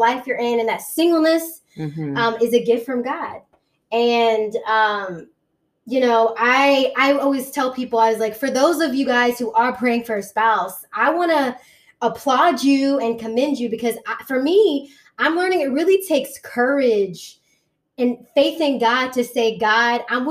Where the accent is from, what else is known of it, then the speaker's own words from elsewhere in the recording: Hampton Roads, Virginia, United States; moved away as an adult; also born or lived in New York City, United States / East Coast, United States; I'm of course from Hampton Roads